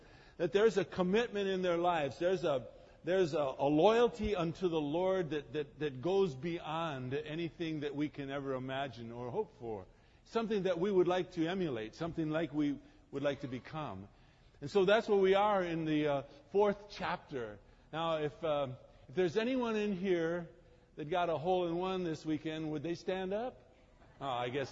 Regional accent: Croatia; I'm from Croatia.

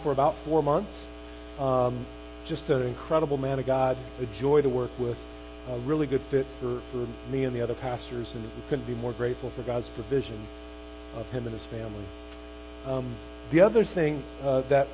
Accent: Chino, California, United States; I grew up in Chino

